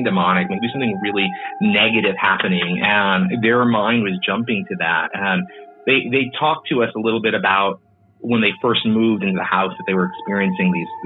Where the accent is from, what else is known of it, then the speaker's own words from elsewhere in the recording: Texas, United States; also born or lived in San Antonio, Texas; living in San Antonio for a long time and growing up in Texas